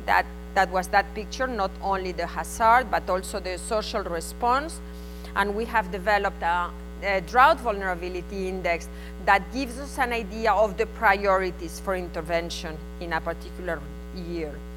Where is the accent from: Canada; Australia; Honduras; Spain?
Spain; accent: Spanish; English is a second language; my Spanish accent